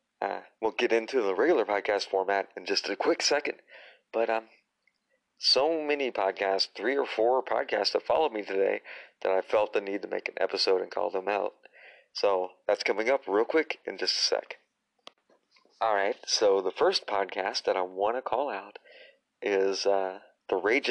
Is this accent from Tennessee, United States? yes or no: yes; Tennessee, United States; also born or lived in Illinois / Indiana; I'm actually from Illinois, where I was born, but I was raised in Tennessee and Indiana.